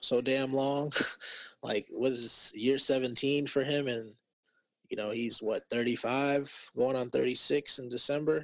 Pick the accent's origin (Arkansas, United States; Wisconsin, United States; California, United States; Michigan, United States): Wisconsin, United States; I am from Wisconsin